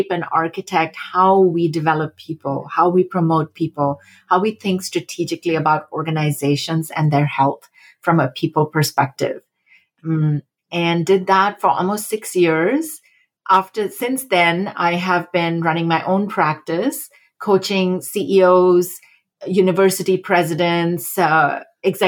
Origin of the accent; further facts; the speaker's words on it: India; moved away as an adult; also born or lived in Massachusetts, United States; I grew up in India and came as a junior transfer student in undergraduate university to Smith College